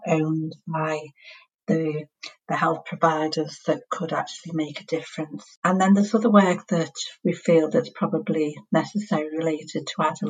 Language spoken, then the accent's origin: English; Liverpool, North West England, United Kingdom; accent: Scouse; for those of you who know accents, know that I'm from Liverpool